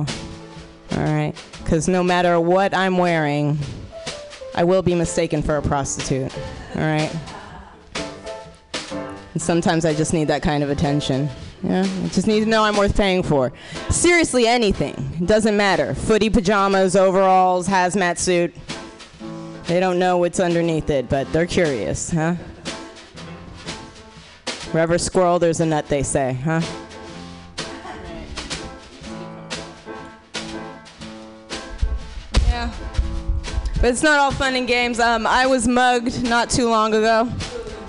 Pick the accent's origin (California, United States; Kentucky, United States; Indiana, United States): California, United States; Oakland; I'm from Oakland, California